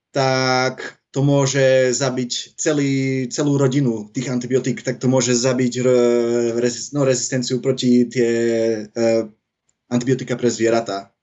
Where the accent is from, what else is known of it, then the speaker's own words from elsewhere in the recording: Netherlands; ja som v podstate Holandian. Ja som sa narodil v Holandsku, ale mám mamu zo Slovenska, tak ma naučila po slovensky